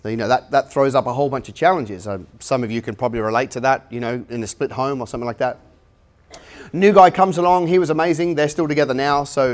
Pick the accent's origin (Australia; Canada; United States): Australia; accent: hybrid; also born or lived in London, United Kingdom; You might be able to tell from my accent. I'm a hybrid. I was born in London or just outside of London, and came to Australia when I was 14. So English by birth, but Aussie by choice.